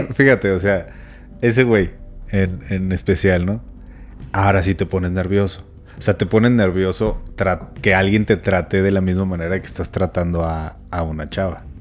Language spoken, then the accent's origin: Spanish; Chihuahua, Mexico; soy de Chihuahua